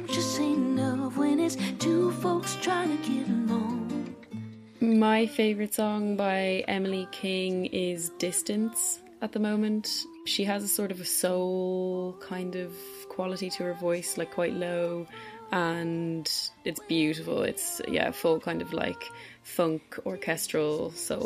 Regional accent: Ireland; now in Berlin, Germany; I am an Irish sound artist, currently based in Berlin

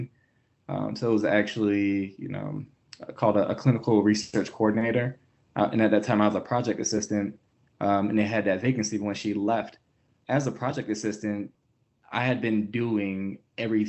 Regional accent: Hampton, Virginia, United States; moved away as an adult; also born or lived in Baltimore; now in Denver, United States; I was born and raised in Hampton, Virginia

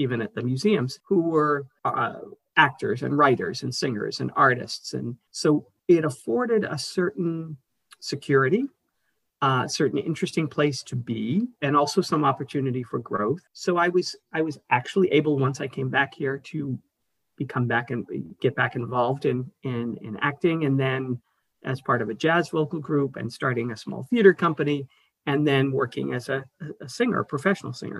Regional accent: Boston, Massachusetts, United States; also born or lived in New York; I'm originally from right here in Boston, born and bred.

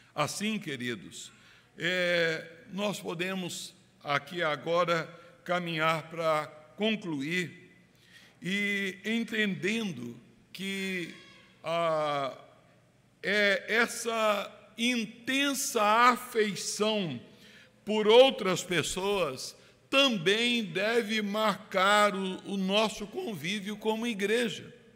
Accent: Brazil; Nós que somos brasileiros, calorosos

